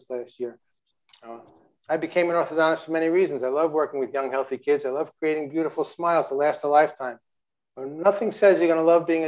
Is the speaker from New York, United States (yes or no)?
yes; Long Island, New York, United States; I'm from Long Island